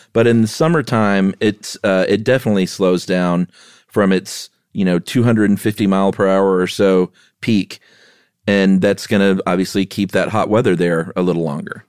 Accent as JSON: {"language": "English", "region": "the South", "country": "United States", "tie": "born or raised there", "also_born_or_lived": "Los Angeles", "said": "I grew up in the South"}